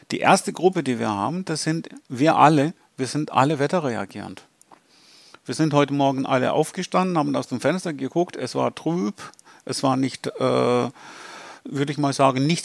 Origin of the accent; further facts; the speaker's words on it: Greece; German is a second language; Weil da hatten wir 1987 eine große Hitzewelle in Athen gehabt, bin ich ja selber Grieche.